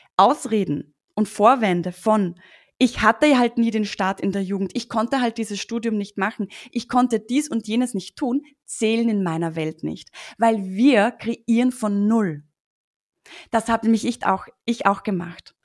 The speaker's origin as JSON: {"language": "German", "country": "Austria", "said": "Ich sitze ja hier in Österreich übrigens"}